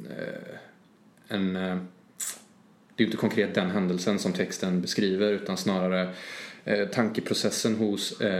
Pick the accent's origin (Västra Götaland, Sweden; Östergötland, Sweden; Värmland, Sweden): Västra Götaland, Sweden; Trollhättan; jag kommer ju från Trollhättan, jag kommer mm. från Skogsöden.